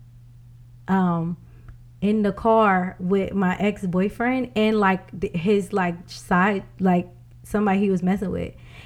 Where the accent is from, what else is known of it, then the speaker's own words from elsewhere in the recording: United States; also born or lived in Bronson County; I grew up out here in Mercer County and I grew up in Bronson County